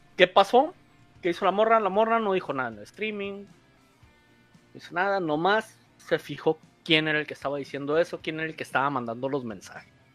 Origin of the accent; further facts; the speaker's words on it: Mexico; somos mexicanos